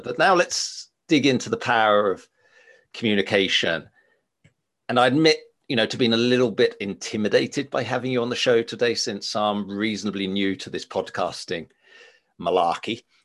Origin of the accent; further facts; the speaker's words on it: England, United Kingdom; moved away; also born or lived in Finland; I'm English by by birth, and I remember my upbringing in in England